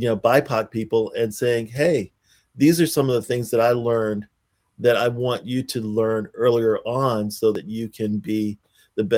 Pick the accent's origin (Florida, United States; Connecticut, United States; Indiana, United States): Florida, United States; Pensacola; moved away; I grew up in Pensacola, Florida